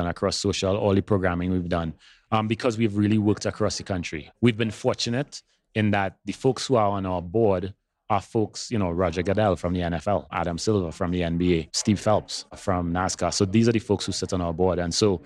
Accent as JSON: {"language": "English", "country": "Trinidad & Tobago", "tie": "born or raised there", "moved": "yes", "said": "I grew up in Trinidad and Tobago. That's where I'm from originally. So those of you who notice a little bit of an accent, that's where it's from."}